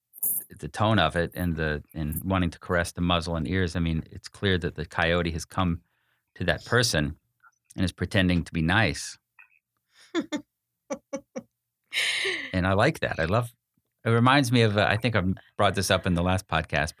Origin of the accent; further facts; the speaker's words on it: Florida, United States; I'm from Florida